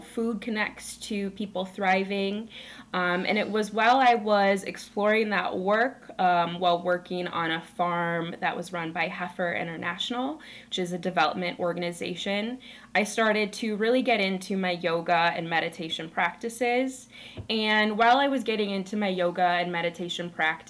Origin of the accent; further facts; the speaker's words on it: rural Minnesota, United States; I grew up in Minnesota. I was raised in rural Minnesota